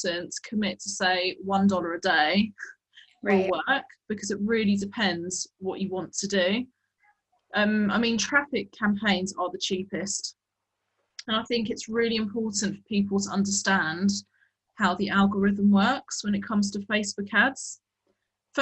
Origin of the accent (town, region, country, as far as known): England, United Kingdom